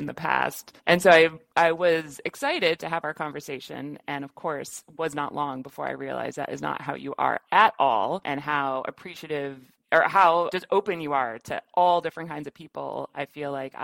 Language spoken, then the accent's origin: English; Midwest, United States; I'm from the Midwest